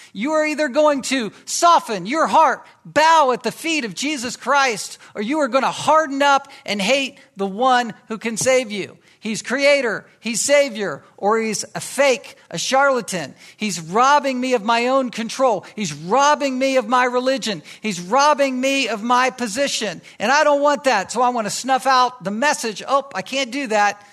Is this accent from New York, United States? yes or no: no; Virginia Beach, Virginia, United States; I grew up in Virginia, and, um, in Virginia Beach